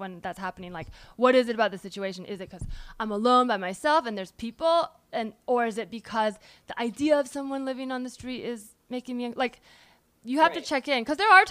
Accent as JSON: {"language": "English", "area": "the Bay Area", "region": "California", "country": "United States", "said": "I'm from the Bay"}